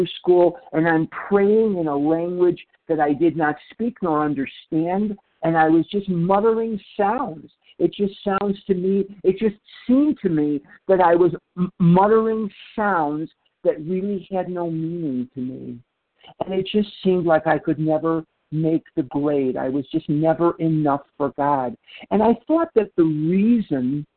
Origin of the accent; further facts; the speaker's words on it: Chicago, Illinois, United States; now in Scottsdale, United States; I was born and raised in Chicago, Illinois. And when I was a little boy growing up in Chicago